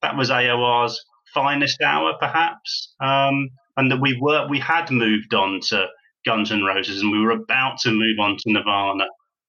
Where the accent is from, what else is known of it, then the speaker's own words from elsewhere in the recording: United Kingdom; And of course, being British, I don't know whether that was a handicap or not, but it seems like one to me.